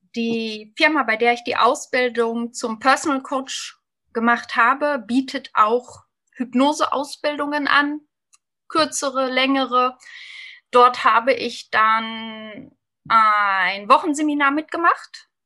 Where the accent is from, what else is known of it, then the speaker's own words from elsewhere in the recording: Lippe, North Rhine-Westphalia, Germany; 45 Jahre jung, aus dem wunderschönen Lipperland im Westen Deutschlands